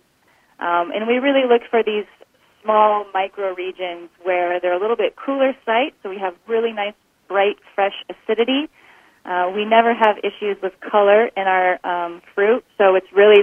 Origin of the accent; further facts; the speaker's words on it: Alaska, United States; moved away as an adult; also born or lived in Washington / California / South Australia; I grew up in Alaska